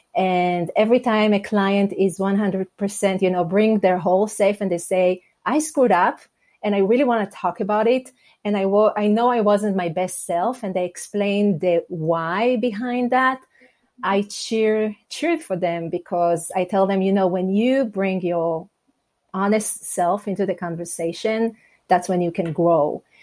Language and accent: English; Israel; English is a second language; moved away as an adult; now in United States; I'm originally from Israel, and I have to say, um, we moved from Israel to the US 15 years ago